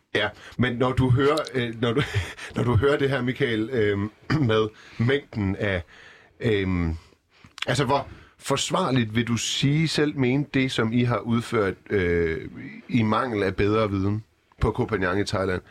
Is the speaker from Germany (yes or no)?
no; Iran; now in Denmark; jeg er personligt selv fra Iran